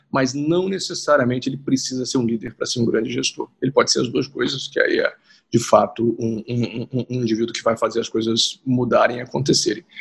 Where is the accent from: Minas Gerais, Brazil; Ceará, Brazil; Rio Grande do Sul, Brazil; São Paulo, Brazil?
Minas Gerais, Brazil; Juiz de Fora; moved away as an adult; also born or lived in Rio de Janeiro; eu sou de Juiz de Fora